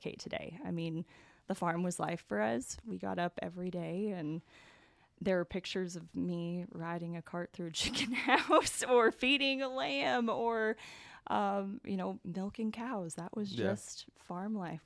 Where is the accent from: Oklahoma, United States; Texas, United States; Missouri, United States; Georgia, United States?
Oklahoma, United States; Stilwell; also born or lived in Arkansas; Was raised in Stillwell, Oklahoma